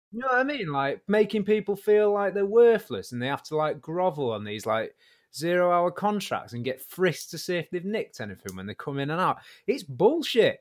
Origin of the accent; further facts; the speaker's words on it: Warrington, North West England, United Kingdom; I was from Warrington, there was a really good band. We were kind of the big band in Warrington